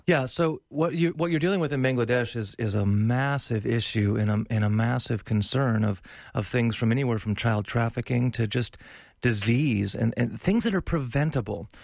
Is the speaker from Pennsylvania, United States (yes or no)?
no; North Dakota, United States; I grew up in North Dakota.